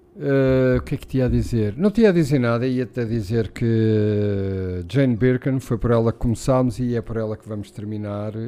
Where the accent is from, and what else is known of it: Portugal